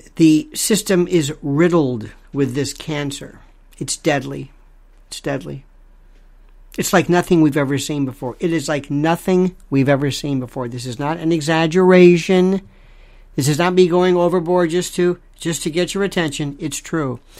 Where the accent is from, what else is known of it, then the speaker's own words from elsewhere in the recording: United States; I'm an American